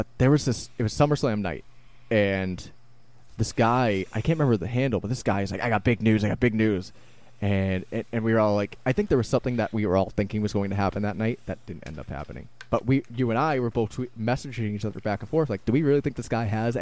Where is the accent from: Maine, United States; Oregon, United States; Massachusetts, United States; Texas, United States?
Massachusetts, United States; Randolph; I still lived in my hometown of Randolph